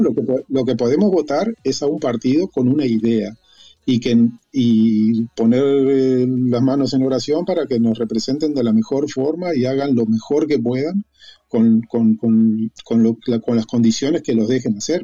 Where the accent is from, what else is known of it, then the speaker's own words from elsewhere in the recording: Uruguay; moved away as an adult; now in Spain; yo, soy uruguayo